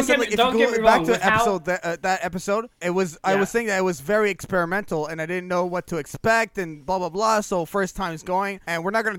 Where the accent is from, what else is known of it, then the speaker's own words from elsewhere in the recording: Canada; I'm Canadian.